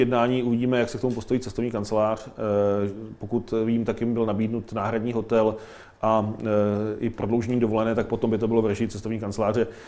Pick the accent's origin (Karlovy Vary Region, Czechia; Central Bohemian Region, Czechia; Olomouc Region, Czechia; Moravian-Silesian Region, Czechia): Central Bohemian Region, Czechia; Mladá Boleslav; z mého rodného města, hlavní pošta Mladé Boleslavi